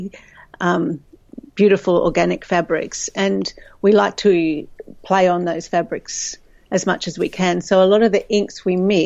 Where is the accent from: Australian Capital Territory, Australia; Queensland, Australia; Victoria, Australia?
Queensland, Australia; Brisbane; moved away as an adult; now in Melbourne, Australia; I'm originally from Brisbane